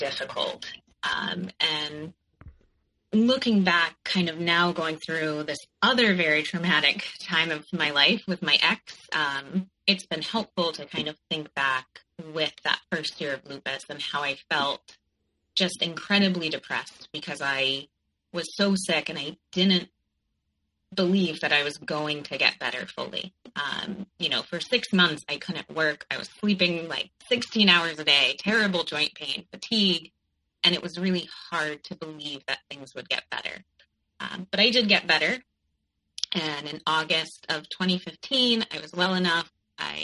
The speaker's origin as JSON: {"language": "English", "region": "Connecticut", "country": "United States", "tie": "born or raised there", "also_born_or_lived": "New York", "moved": "as an adult", "said": "I grew up in Connecticut, and I went to New York for college"}